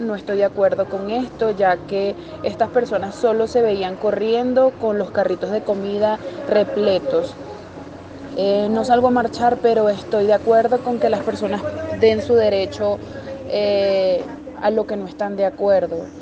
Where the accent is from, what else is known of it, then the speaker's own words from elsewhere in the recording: Venezuela; now in Colombia; soy venezolana